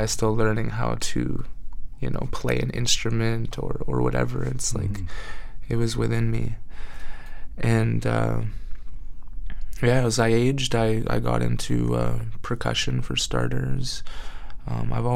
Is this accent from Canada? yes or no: yes; Wet'suwet'en territory, British Columbia, Canada; also born or lived in Prince George, British Columbia; mainly grew up on Wet'suwet'en territory